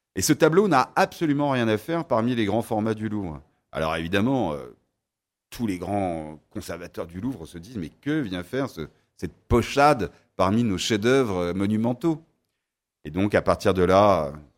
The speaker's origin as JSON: {"language": "French", "town": "Paris", "region": "Île-de-France", "country": "France", "also_born_or_lived": "Sarthe", "said": "je suis un parisien ensarté"}